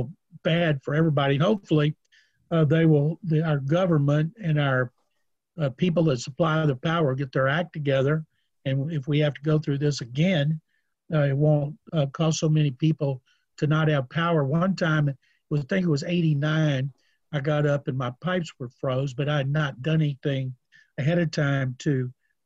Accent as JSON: {"language": "English", "town": "Waco", "region": "Texas", "country": "United States", "tie": "born or raised there", "also_born_or_lived": "Houston", "said": "When I was growing up in Waco"}